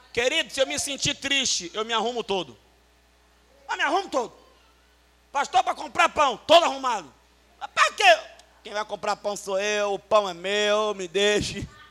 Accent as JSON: {"language": "Portuguese", "town": "Salvador", "region": "Bahia", "country": "Brazil", "tie": "born or raised there", "said": "Eu fui criado em Salvador"}